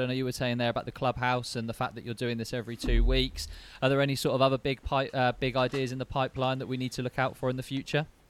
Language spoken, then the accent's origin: English; Basingstoke, South East England, United Kingdom; I grew up in Basingstoke